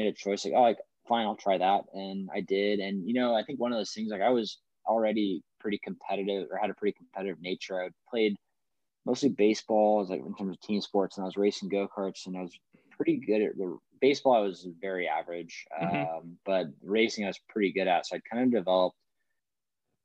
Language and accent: English; Fresno, California, United States; also born or lived in Berkeley, California; So I was born and raised in Fresno, California. I pretty much lived here my whole life, excluding the 5 years I spent at Berkeley for college